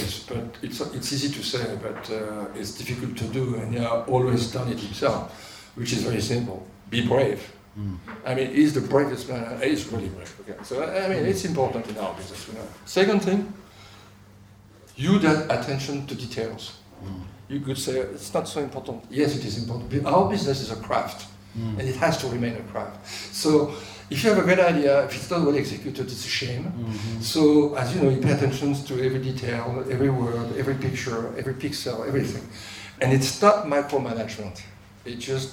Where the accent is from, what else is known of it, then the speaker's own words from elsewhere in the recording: France; accent: French; English is a second language; moved away; my beautiful French accent